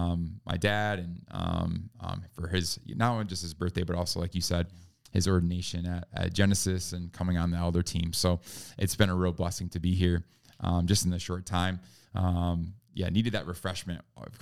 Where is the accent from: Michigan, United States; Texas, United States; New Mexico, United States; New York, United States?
New York, United States; also born or lived in California / North Carolina / Virginia / Florida; Born and raised in New York. That's where I grew up. From there, moved around the country a bit.